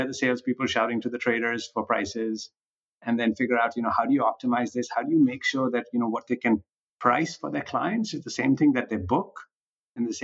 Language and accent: English; Punjab, India; moved away as an adult; also born or lived in Delhi, India; now in United States; I grew up in India. Actually, I grew up on a farm in the Punjab